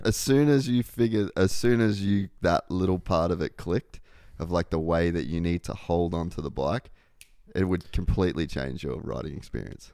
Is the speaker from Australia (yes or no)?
yes; Australia; I'm Australian